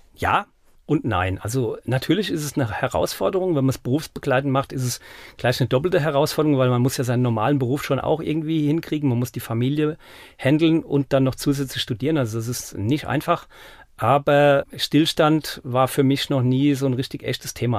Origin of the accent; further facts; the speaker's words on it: Mainz, Rhineland-Palatinate, Germany; now in Stadecken-Elsheim, Germany; ich nämlich die Hälfte meiner Jugend in Gonsenheim und die andere Hälfte in Finden verbracht habe